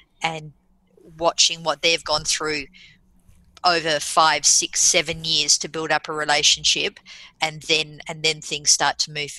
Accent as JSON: {"language": "English", "country": "Australia", "also_born_or_lived": "United Kingdom", "said": "As an Australian"}